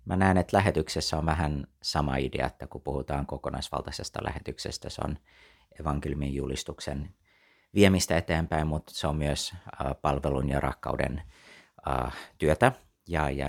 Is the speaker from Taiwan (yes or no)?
yes; Taiwan; also born or lived in United States; synnyin ja kasvoin Taivanilla lähetyslapsena koko lapsuuteni ja, ja tota, sitten siitä eteenpäin tota, tein lähetystyötä kiinalaisten parissa New Yorkissa, vietin melkein 20 vuotta Yhdysvalloissa ja sieltä sitten palasin Taivaniin itse lähetystyöhön teologian kouluttajana seitsemän vuotta